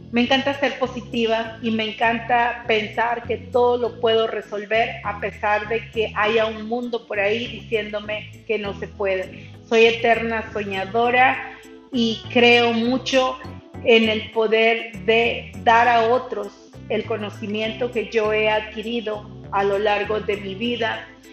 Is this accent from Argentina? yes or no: no; Mexico; now in Texas, United States; yo soy mexicana, radico en Estados Unidos, en Texas, he radicado aquí por muchos años de mi vida